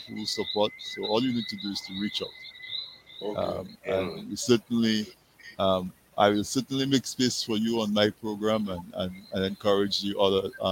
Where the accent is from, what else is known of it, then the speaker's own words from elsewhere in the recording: Castle Bruce, Saint David Parish, Dominica; I'm from Castle Bruce